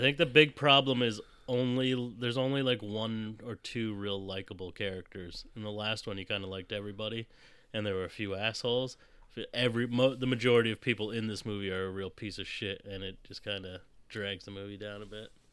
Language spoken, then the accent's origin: English; Fort Myers, Florida, United States; I was born in Fort Myers